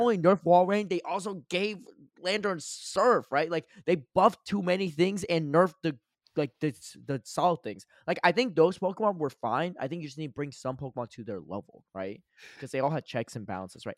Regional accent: Connecticut, United States; I grew up in Connecticut

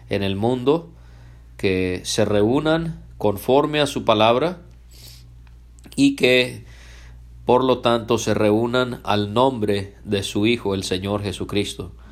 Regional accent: Puerto Vallarta, Jalisco, Mexico; also born or lived in Canada; Yo nací en Canadá un 16 de junio del año 1987 y la razón por la que hablo español es porque mis padres cuando yo tenía 11 meses de nacido ellos se mudaron a México específicamente a la ciudad de Puerto Vallarta en el estado de Jalisco

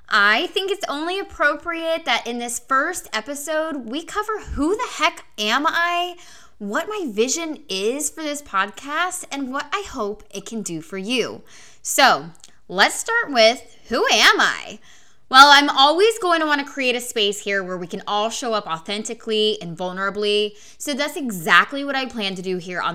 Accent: Oklahoma, United States; born or raised there

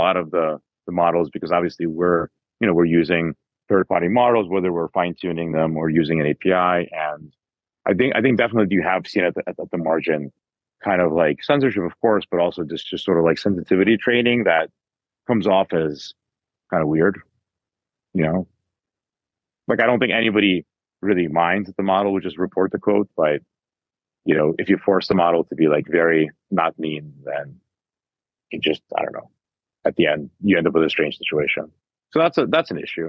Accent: United States; as an American

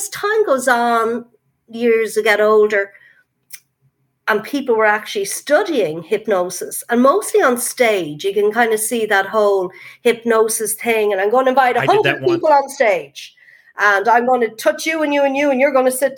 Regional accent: Ireland; moved away as an adult; now in United States; as you can hear, I'm from Ireland. I'm not from America. I arrived here last March to start work

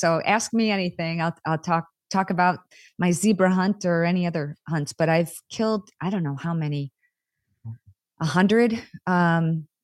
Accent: East Duluth, near Selfridge Air Force Base, Michigan, United States; where I grew up on East Duluth, right across from Selfridge Air Force Base

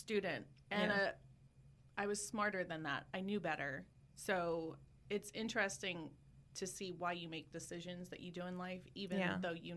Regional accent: Savannah, Georgia, United States; moved away as an adult; also born or lived in Pennsylvania / Lakeland, Florida; now in Ocala, United States; I grew up in Savannah

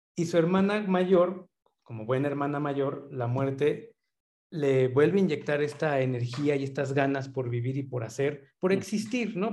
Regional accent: Mexico

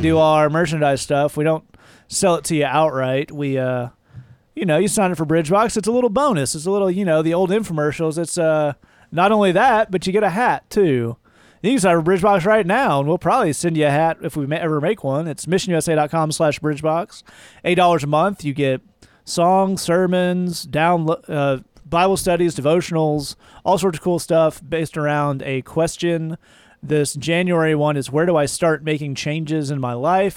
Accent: the South, United States; moved away; I'm from the South

